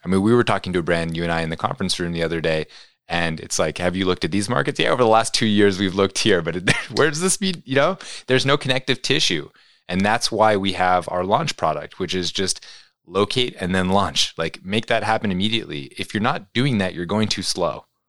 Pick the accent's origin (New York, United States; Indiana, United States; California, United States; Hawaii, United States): New York, United States; New York City; growing up in New York City